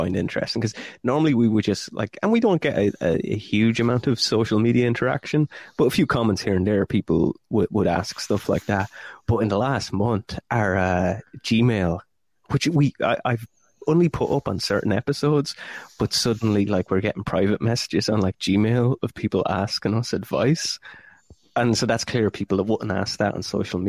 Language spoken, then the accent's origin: English; County Offaly, Leinster, Ireland; I've been back home in the country. I'm from Offaly originally, which for non-Irish listeners is like right in the middle of Ireland.